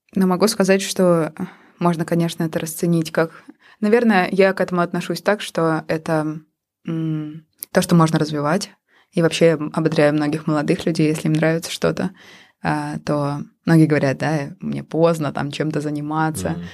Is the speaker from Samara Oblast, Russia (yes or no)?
no; Pushkino, Moscow Oblast, Russia; moved away as an adult; now in Helsinki, Finland; я родилась в маленьком подмосковном городке э, Пушкина